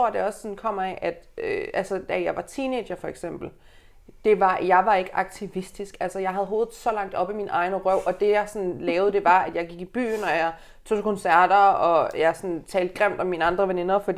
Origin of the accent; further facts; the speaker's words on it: Aalborg, North Denmark Region, Denmark; now in Copenhagen, Denmark; Jeg er lige blevet 27. Jeg er fra Aalborg, jeg bor i København